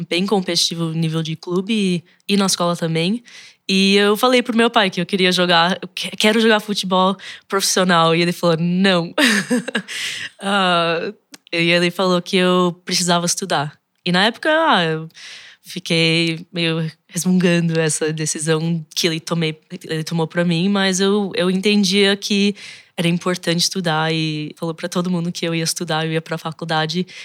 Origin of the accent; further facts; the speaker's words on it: United States; born there; nasci nos Estados Unidos, mas meus dois pais são brasileiros. Foram para lá em 79 para fazer pós-graduação, também na época da ditadura finalizando aqui no Brasil.